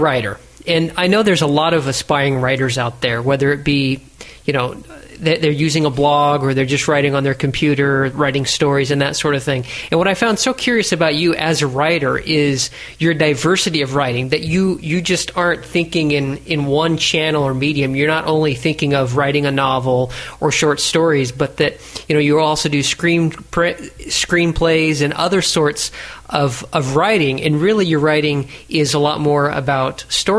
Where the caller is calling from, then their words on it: Italy; Well, since I am Skyping from Italy and live in Italy, I have a very high appreciation for this strong coffee